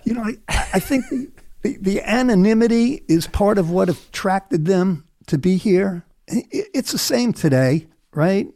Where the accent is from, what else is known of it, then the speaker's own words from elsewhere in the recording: New York City, New York, United States; Yankee Stadium, where I grew up in the Bronx